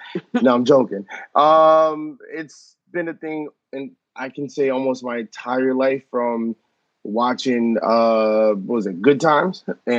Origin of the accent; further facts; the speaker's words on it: Norwalk, Connecticut, United States; born there; I was born in Norwalk, Connecticut.